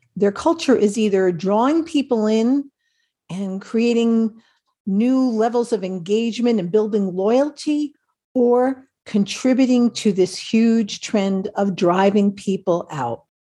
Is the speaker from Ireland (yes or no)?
yes; Ireland; I'm Irish, so we are always about stories